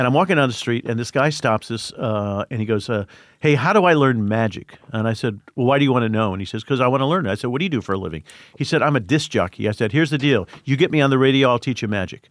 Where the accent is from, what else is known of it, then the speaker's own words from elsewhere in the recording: Indiana, United States; I grew up in Indiana.